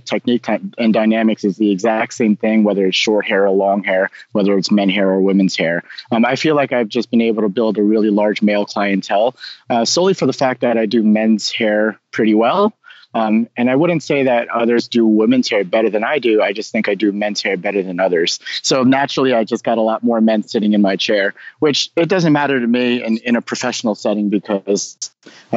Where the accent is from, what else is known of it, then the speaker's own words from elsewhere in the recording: Nutley, New Jersey, United States; also born or lived in Manhattan, New York; I was born in Manhattan, raised in Nutley, New Jersey, which is just about 10 miles west of Manhattan